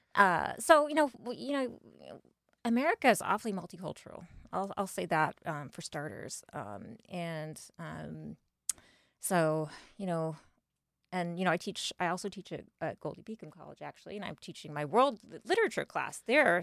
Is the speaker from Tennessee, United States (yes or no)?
no; northeastern Indiana, United States; now in Wilmington, United States; I am from a small town in Indiana, actually, from northeastern Indiana.